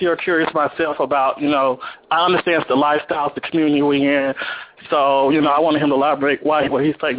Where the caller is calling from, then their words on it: Las Vegas, Nevada, United States; I'm calling from Los Angeles, Las Vegas, Nevada.